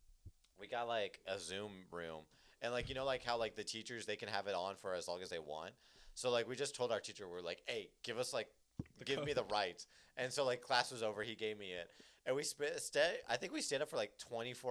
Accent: United States; we're from U.S.

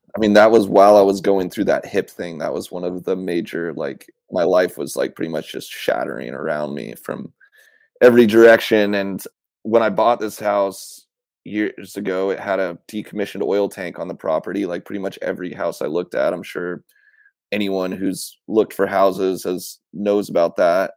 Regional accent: Issaquah, Washington, United States; also born or lived in Portland, Oregon / Camas, Washington; I grew up in Issaquah, Washington

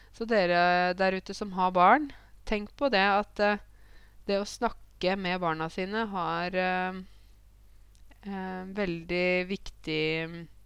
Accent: Åmot, Innlandet, Norway; Jeg vokste jo opp uh, i Åmot

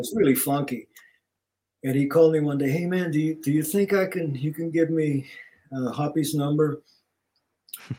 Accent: Puerto Rico; also born or lived in New York; now in Los Angeles, United States; Growing up in Puerto Rico

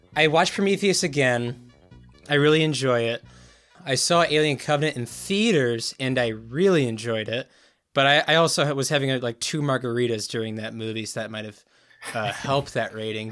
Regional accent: United States

